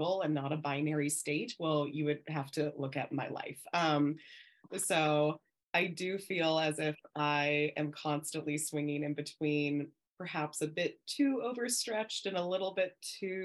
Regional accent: Southern California, United States; So I hail from Southern California. Born and raised in California pretty much the entirety of my life

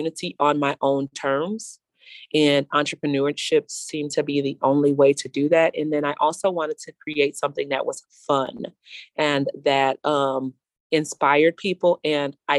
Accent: Chicago, Illinois, United States; I'm from the North Lawndale community

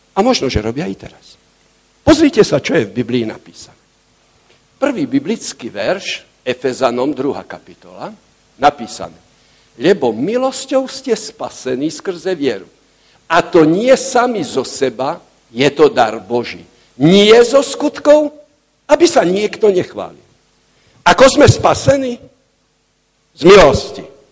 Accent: Slovakia

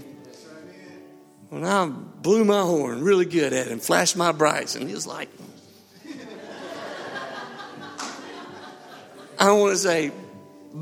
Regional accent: Harpersville, Alabama, United States; I grew up in Harpersville. My parents had a chicken farm

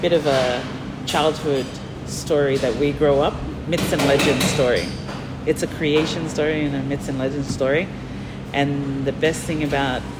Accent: Moa Island, Torres Strait, Queensland, Australia; moved away; also born or lived in Mer Island, Torres Strait; I grew up on Moa

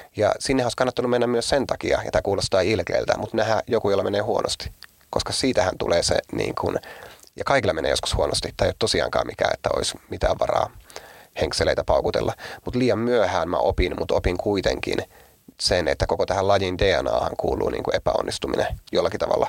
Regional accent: Oulu, North Ostrobothnia, Finland; mä oon Oulusta ja me ei olla lestadiolaisia

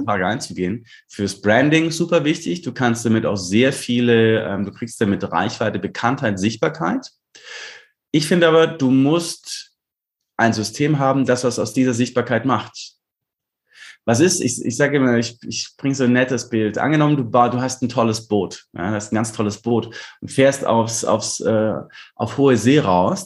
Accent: Lindau, Bavaria, Germany; Lindau, klar, ist meine Heimatstadt

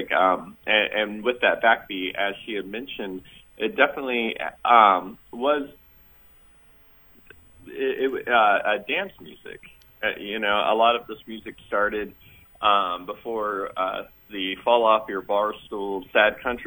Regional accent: Columbus, Ohio, United States; moved away; also born or lived in Nashville; I grew up in Columbus, Ohio

